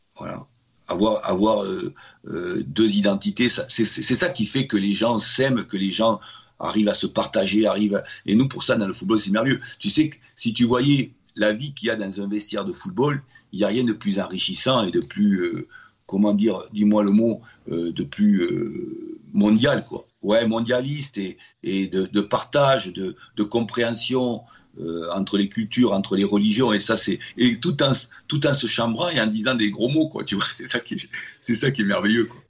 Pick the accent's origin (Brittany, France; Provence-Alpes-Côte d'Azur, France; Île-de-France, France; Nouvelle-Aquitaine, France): Nouvelle-Aquitaine, France; Bordeaux; moved away as an adult; en tant que Bordelais